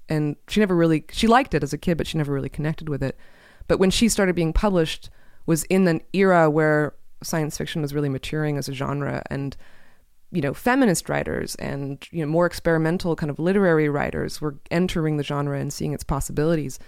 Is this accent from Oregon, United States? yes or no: yes; Portland, Oregon, United States; Portland, which is where I grew up